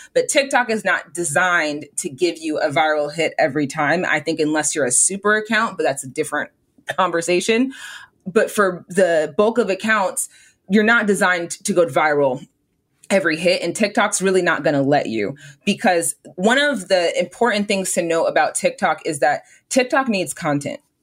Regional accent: Southern California, United States; I'm from Southern California. Like I'm from like I'm this is my home

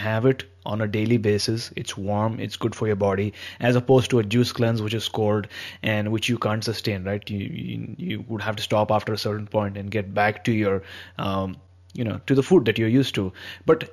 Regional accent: India; I've been born and brought up in India

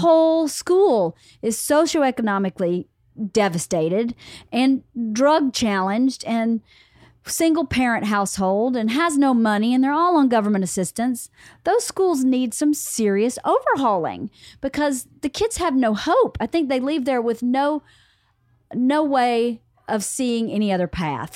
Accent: the South, United States; I grew up in the South

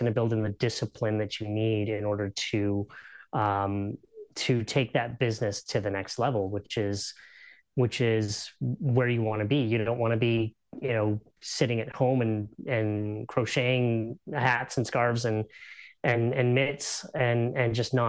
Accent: Canada; because we're Canadian

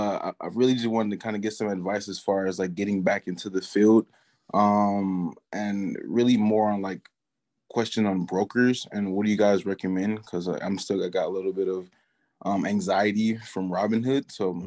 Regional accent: Detroit, Michigan, United States; I'm from Detroit, Michigan.

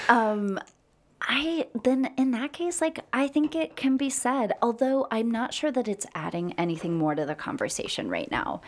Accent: United States; I'm American.

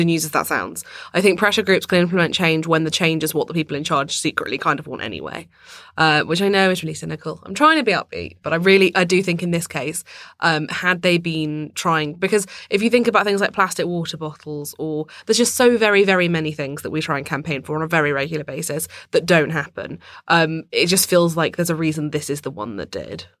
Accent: London, United Kingdom; I grew up in London

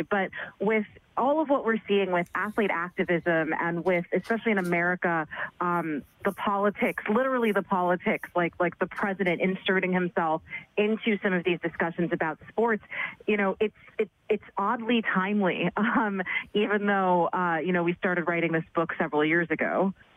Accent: New York City, New York, United States; I'm, I'm, born and raised in New York City

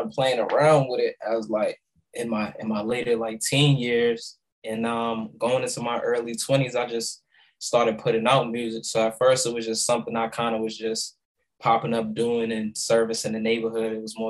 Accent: Boston, Massachusetts, United States; I grew up in the South End, Lower Roxbury section of Boston.

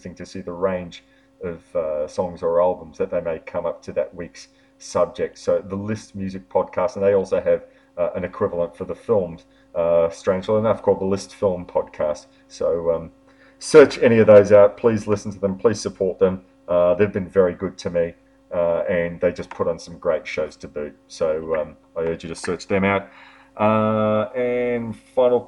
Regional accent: Melbourne, Victoria, Australia; my hometown, or our hometown of Melbourne.

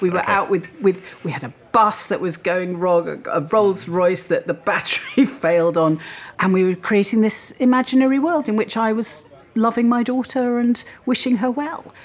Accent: Wales, United Kingdom; moved away as an adult; grew up in Wales, yes. Mo- my parents moved to Wales when I was three. I was educated there and I lived there until I went to university.

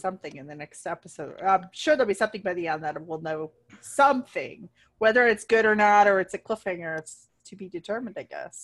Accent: Ohio, United States; moved away; back home where I grew up in Ohio

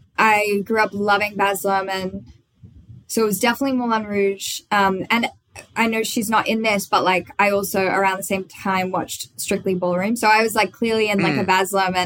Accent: Australia; accent: Australian; I could not play Katie with an Australian accent because I learned all her lines as an American.

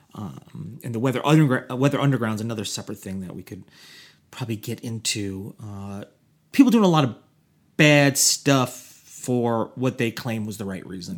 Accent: Orange County, New York, United States; now in Los Angeles, United States; I grew up in Orange County

